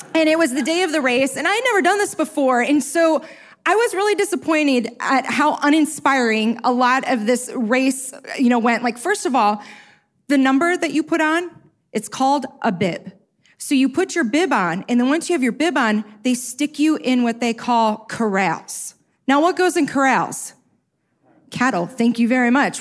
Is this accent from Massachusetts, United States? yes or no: no; Chicago, Illinois, United States; I'm from South Side Chicago